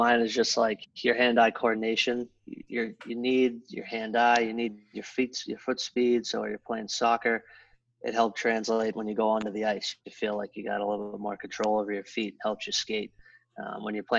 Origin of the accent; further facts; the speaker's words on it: Boston, Massachusetts, United States; I grew up in Boston, a lot of cousins and older brothers